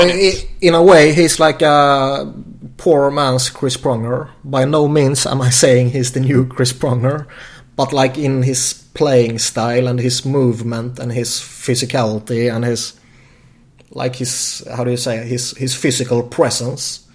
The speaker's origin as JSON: {"language": "English", "country": "Sweden", "tie": "born or raised there"}